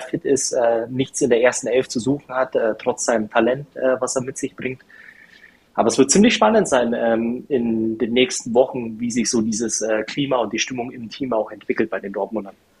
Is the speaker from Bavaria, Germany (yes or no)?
yes; Bavaria, Germany; moved away as an adult; also born or lived in Rhineland; now in North Rhine-Westphalia, Germany; Ich bin ja, äh, wie sagt man das, äh, Exil-Bayer äh, seit ähm, ja, über zehn Jahren mittlerweile jetzt im äh, Rheinland